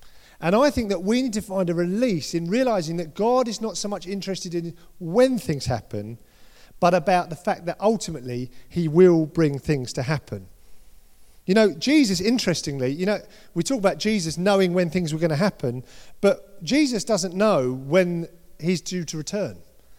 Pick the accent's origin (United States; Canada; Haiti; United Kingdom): United Kingdom; We're all British. Most of us are British here.